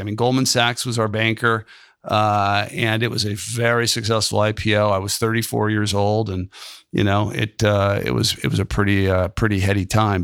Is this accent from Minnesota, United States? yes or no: no; San Francisco, California, United States; moved away as an adult; now in Columbus, United States; I grew up there